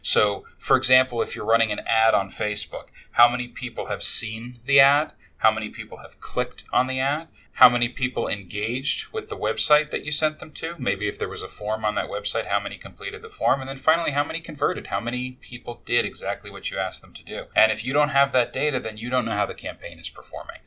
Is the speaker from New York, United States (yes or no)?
yes; New York, United States; now in Tampa, United States; I grew up in New York